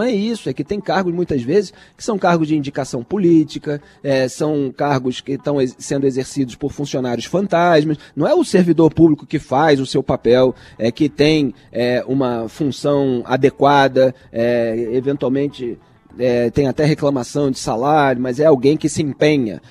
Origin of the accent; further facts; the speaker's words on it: Rio de Janeiro, Brazil; now in São Paulo, Brazil; eu, como carioca em São Paulo